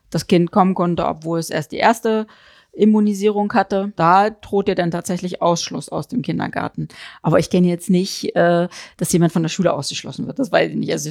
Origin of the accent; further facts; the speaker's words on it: East Germany, Germany; ja, wir kommen ja aus dem Osten.